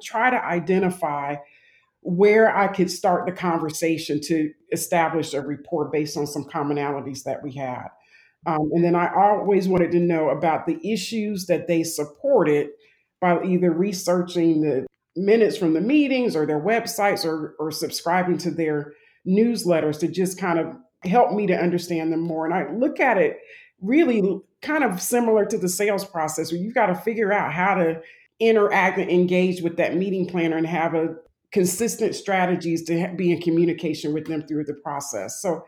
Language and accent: English; Jacksonville, Florida, United States; I'm originally from Jacksonville, Florida, and that's where most of my family lives.